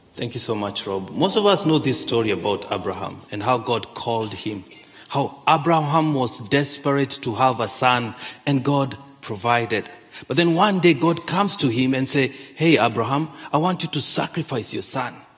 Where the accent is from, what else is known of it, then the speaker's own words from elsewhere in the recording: Kenya; moved away; I grew up in Kenya.